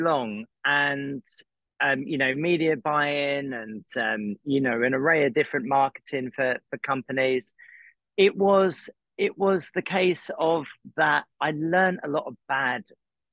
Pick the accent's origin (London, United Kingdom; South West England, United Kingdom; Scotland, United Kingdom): London, United Kingdom; Croydon; moved away as an adult; now in Los Angeles, United States; I'm from Croydon